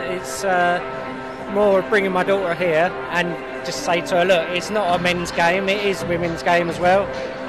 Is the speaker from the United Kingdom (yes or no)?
yes; South East England, United Kingdom; I'm also from Kent.